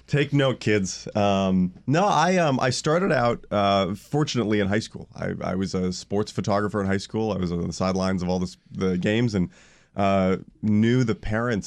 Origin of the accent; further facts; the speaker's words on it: Orlando, Florida, United States; I grew up in Orlando, Florida